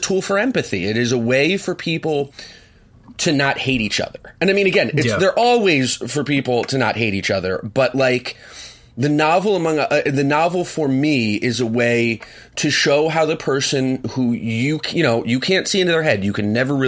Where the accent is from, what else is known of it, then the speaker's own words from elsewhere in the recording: Swarthmore, Pennsylvania, United States; I grew up in Swarthmore, which is a wonderful town full of wonderful people